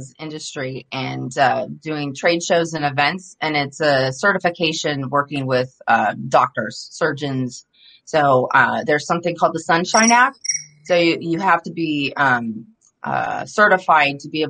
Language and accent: English; Los Angeles, California, United States; also born or lived in La Mirada / Norco; I'm still a Los Angeles girl. I mean, I'm originally from the LA area